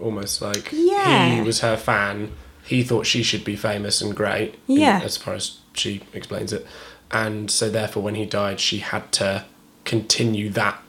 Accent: Devon, South West England, United Kingdom; I grew up in Devon, didn't I?

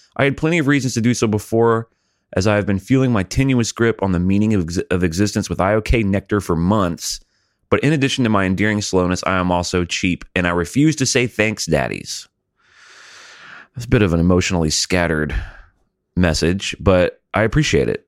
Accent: Montgomery, Alabama, United States; I'm from Alabama was born in Montgomery

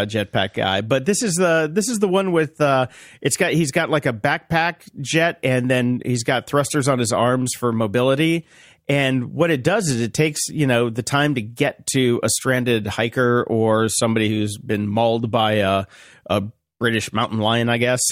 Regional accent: North Carolina, United States; moved away; I grew up in North Carolina

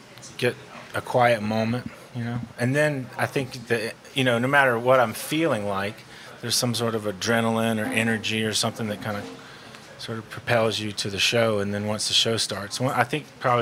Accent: St. Simons Island, Georgia, United States; now in New Orleans, United States; I'm from St. Simon's Island, Georgia

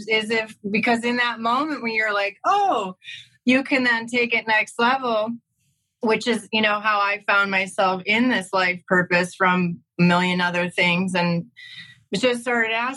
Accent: Chicago, Illinois, United States; also born or lived in San Francisco / Oakland; now in Los Angeles, United States; I'm from Chicago originally

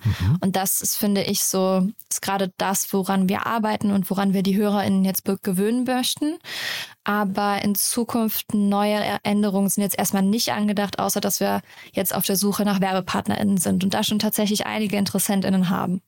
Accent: Rhineland, Germany; Also ich komme aus dem Rheinland, ich bin relativ locker und so

